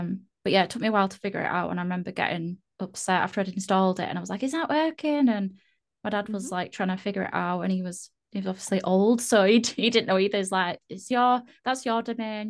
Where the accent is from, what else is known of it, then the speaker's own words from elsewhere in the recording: Yorkshire and the Humber, United Kingdom; I'm from the UK. Uh, I'm not Irish. Sometimes people think I sound Irish. I don't think I do at all, but no, I'm from Yorkshire in the UK.